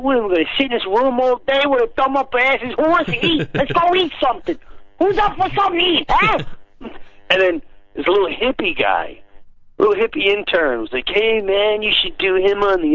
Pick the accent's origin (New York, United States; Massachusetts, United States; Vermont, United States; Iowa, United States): New York, United States; Long Island; I grew up in Long Island, blue collar